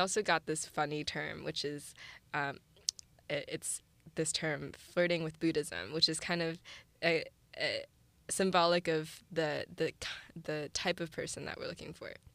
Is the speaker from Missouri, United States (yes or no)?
yes; St. Louis, Missouri, United States; moved away as an adult; also born or lived in China / San Francisco; I was born in China, and then my family and I immigrated to Saint Louis, Missouri when I was six